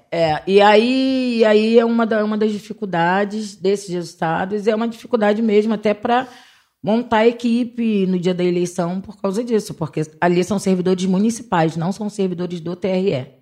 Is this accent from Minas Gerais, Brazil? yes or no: no; Rio de Janeiro, Brazil; sou cria da Vintém, onde eu comecei minha militância com criança e adolescente